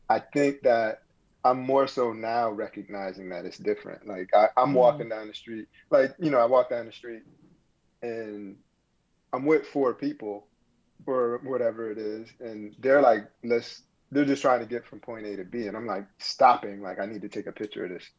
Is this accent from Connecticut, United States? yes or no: yes; Bloomfield, Connecticut, United States; moved away; also born or lived in Brooklyn, New York; I grew up in Connecticut, in Bloomfield, Connecticut